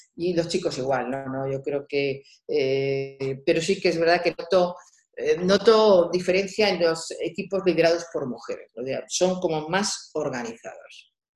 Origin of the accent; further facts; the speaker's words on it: Albacete, Castilla-La Mancha, Spain; moved away as an adult; also born or lived in Madrid; siendo la hija mayor, que este, soy de Albacete, una ciudad pequeña